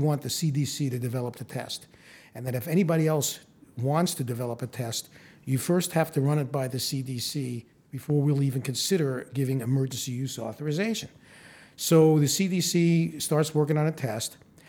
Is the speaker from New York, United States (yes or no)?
yes; New York, United States; moved away as an adult; now in Phoenix, United States; I'm originally from New York, where I went to medical school, but I came out here to do my residency and stayed.